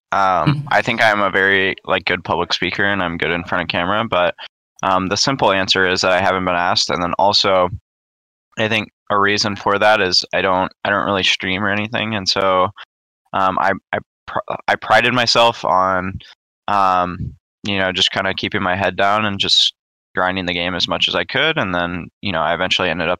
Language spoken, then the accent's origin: English; St. Louis, Missouri, United States; I grew up in St. Louis, Missouri